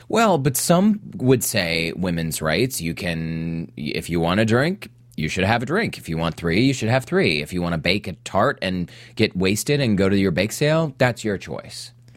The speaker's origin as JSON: {"language": "English", "town": "Salt Lake City", "region": "Utah", "country": "United States", "tie": "born or raised there", "said": "I was raised in Salt Lake."}